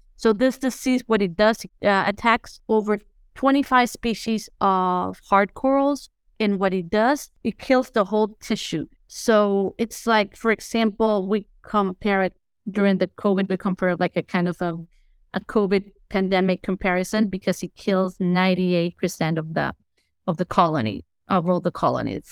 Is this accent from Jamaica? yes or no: no; Tegucigalpa, Francisco Morazán, Honduras; I grew up in Tegucigalpa